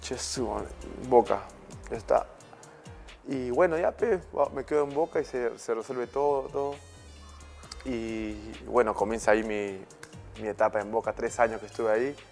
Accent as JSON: {"language": "Spanish", "country": "Peru", "said": "somos peruanos"}